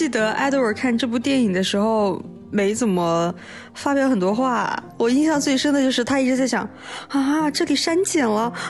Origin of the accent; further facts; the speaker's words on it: Xinjiang, China; 我们新疆人前后鼻音就是不分了。